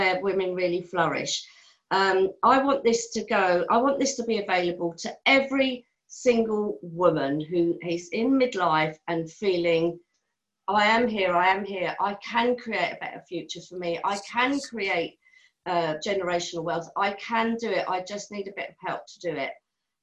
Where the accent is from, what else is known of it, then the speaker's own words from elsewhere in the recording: Charlestown, Connacht, Ireland; I come from Mayo